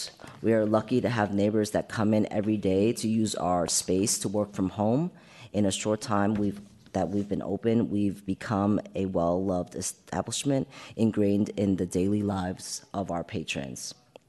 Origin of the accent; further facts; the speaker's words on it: San Francisco, California, United States; We are also first-gen San Franciscans, born and raised in North Beach. When not at our father's bakery, we were playing at Washington Square Park, Joe DiMaggio Playground, and reading books at North Beach Library.